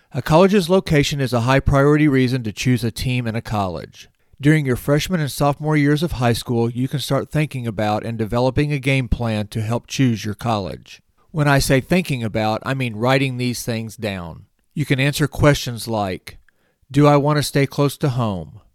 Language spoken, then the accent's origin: English; near Springfield, Missouri, United States; Missouri State's campus is just fifteen miles from my hometown